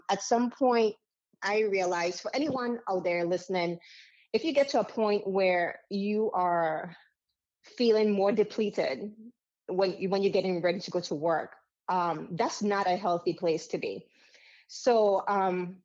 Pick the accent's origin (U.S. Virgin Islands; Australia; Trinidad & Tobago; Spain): U.S. Virgin Islands; accent: Caribbean; moved away; also born or lived in Dominica; I grew up in America's paradise, which we call the U.S. Virgin Islands.